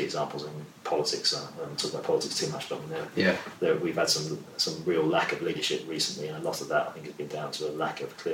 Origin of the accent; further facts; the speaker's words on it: London, United Kingdom; also born or lived in Lagos; growing up in South London like I did